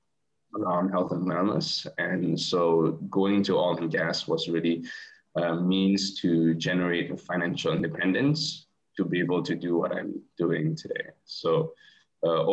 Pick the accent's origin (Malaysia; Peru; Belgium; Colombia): Malaysia; also born or lived in United Kingdom; I'm from Malaysia